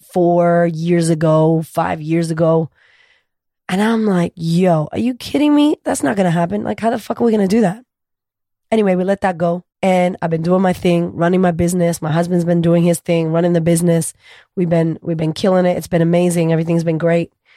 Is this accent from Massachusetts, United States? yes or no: yes; Boston, Massachusetts, United States; moved away as an adult; now in Australia; I'm from America, originally from Boston. We grew up very poor